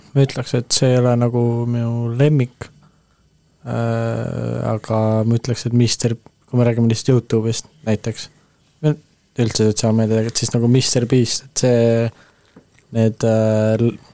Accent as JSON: {"language": "Estonian", "country": "Estonia", "said": "ma olen eestlane"}